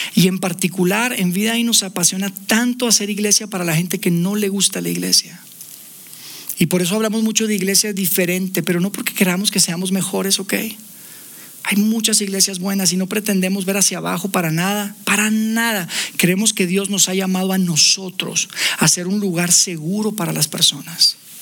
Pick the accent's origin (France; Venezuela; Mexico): Mexico; Monterrey, Nuevo León; now in Mexico City, Mexico; Viviendo ya acá en Ciudad de México, nosotros somos de Monterrey.